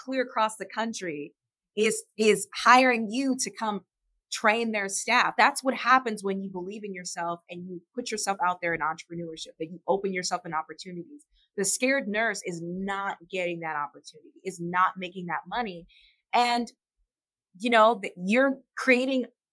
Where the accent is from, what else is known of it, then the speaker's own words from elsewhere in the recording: Illinois, United States; I'm from Illinois